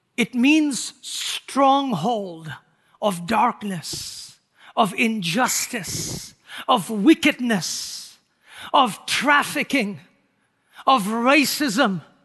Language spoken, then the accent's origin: English; Nagaland, India; moved away as an adult; I was born and raised in India the first, uh, twenty years of my life. Our people were called Nagas